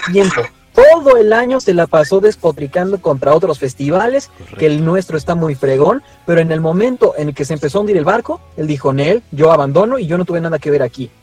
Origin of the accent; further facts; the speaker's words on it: Mexico; los mexicanos somos muy tibios